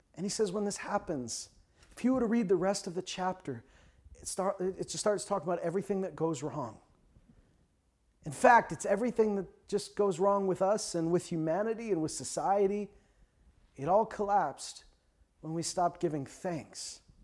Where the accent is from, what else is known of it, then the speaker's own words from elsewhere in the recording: Canada; a lot of us grew up, uh, in Canada watching Canadian T V